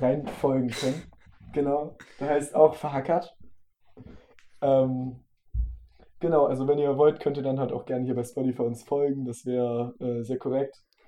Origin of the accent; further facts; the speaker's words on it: the North, Northern Germany, Germany; wir kommen halt aus dem Norden